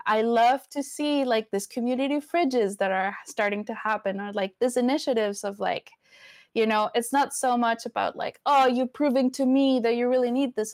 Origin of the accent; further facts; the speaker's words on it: Venezuela; first language Spanish; English is a second language; also born or lived in Florida; now in Portland, United States; I grew up in Venezuela